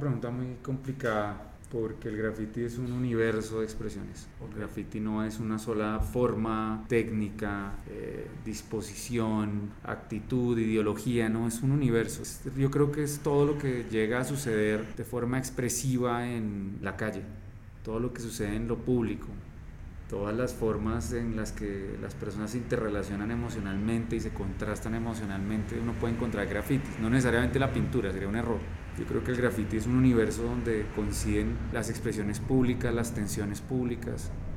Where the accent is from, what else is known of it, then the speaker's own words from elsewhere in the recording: Colombia; nosotros los colombianos